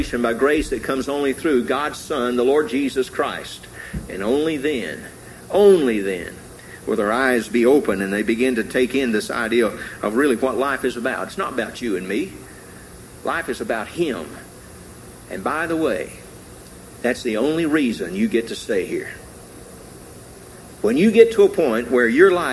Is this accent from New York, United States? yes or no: no; Tennessee, United States; I grew up in Tennessee.